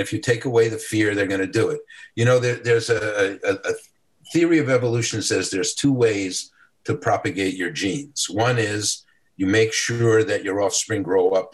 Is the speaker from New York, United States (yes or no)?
yes; New York City, New York, United States; I grew up in the South Bronx.